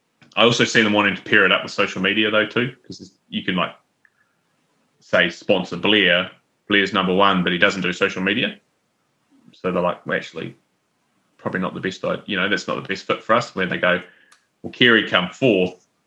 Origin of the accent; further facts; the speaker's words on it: Taranaki, New Zealand; I'm from Taranaki. We just have one.